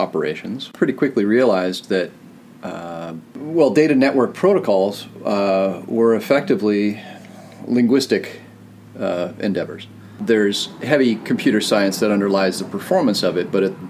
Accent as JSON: {"language": "English", "town": "Portland", "region": "Oregon", "country": "United States", "tie": "born or raised there", "also_born_or_lived": "North Carolina", "moved": "as an adult", "lives_now": "Seattle, United States", "said": "I'm originally from Oregon. I grew up in Portland"}